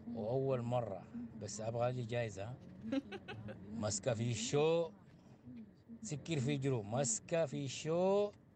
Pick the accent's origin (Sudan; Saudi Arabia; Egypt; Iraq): Egypt; Aswan, Aswan Governorate; من اسوان من النوبه